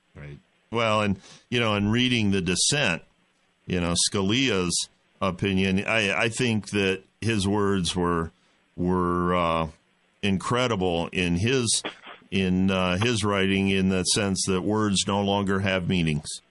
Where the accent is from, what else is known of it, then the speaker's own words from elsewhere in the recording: Midwest, United States; I'm from the Midwest. I live in the Midwest.